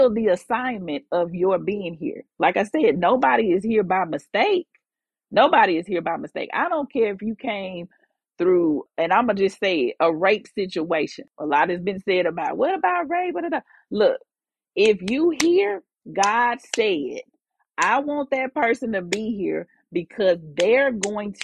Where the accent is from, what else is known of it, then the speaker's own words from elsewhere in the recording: Jackson, Mississippi, United States; moved away as an adult; also born or lived in Houston, Texas; But I am from Jackson. I moved to Houston the day after I graduated from Jackson State. In Houston for 17 years. I really consider Houston like a second home, because I was there for as long as I was almost here. Like, I was here as a child, you know, up to college